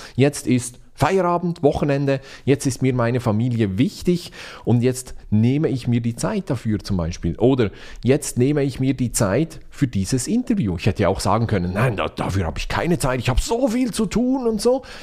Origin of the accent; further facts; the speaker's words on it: Switzerland; ich bin Schweizer